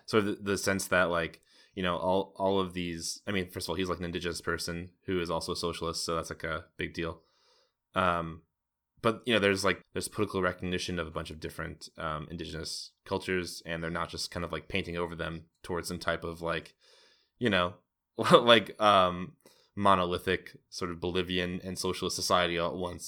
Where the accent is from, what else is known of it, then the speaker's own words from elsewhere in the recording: United States; I'm an American